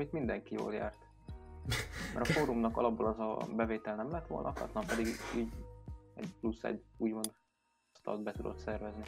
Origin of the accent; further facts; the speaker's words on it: Sopron, Győr-Moson-Sopron, Hungary; Én meg Soproni vagyok